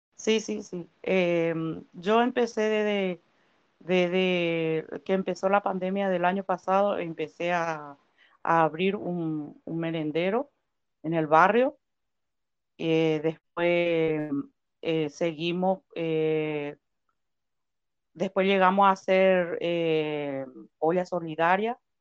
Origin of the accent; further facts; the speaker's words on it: Paraguay; moved away as an adult; now in Comodoro Rivadavia, Argentina; yo soy paraguaya